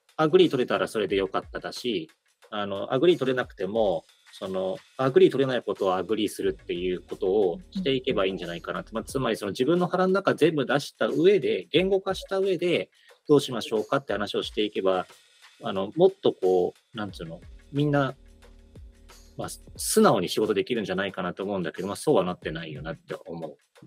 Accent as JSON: {"language": "Japanese", "country": "Japan", "tie": "born or raised there", "said": "俺は日本で育ったから、日本、日本民族の空気感持ってる"}